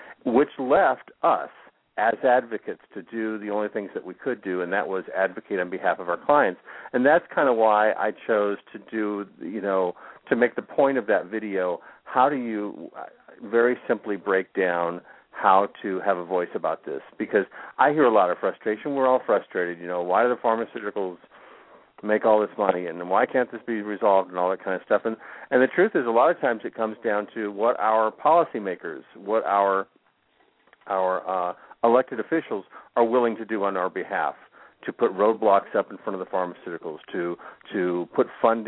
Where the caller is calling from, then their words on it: Florida, United States; calling from South Florida.